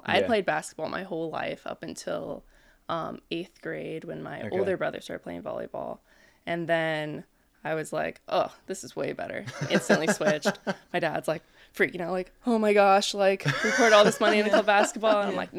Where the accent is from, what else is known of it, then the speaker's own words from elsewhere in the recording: Hermosa Beach, California, United States; Born and raised in yeah. Hermosa